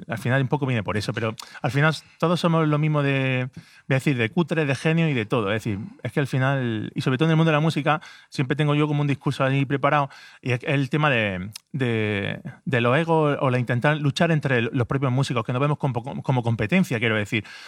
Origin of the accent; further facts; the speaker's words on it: Granada, Andalusia, Spain; yo vivo en Granada, soy de Granada